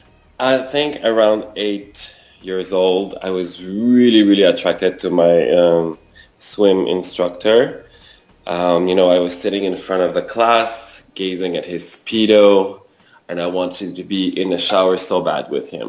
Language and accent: English; Quebec City, Quebec, Canada; also born or lived in Rimouski, Quebec; now in Montreal, Canada; I was born in Rimouski, a small town in Quebec province in Canada. And I grew up in Quebec City, lived in Montreal for over 20 years now.